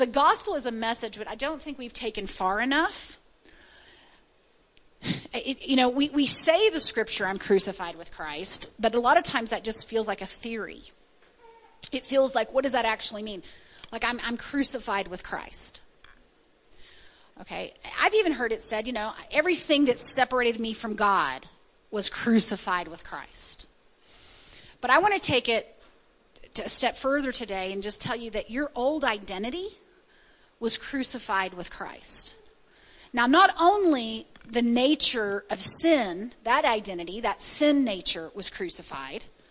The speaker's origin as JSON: {"language": "English", "region": "the South", "country": "United States", "tie": "born or raised there", "said": "I was born in the South"}